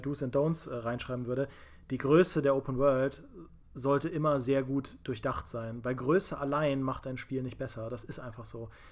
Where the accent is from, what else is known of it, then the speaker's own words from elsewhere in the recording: Trier, Rhineland-Palatinate, Germany; Ich komme aus Trier und das ist ja älteste Stadt Deutschlands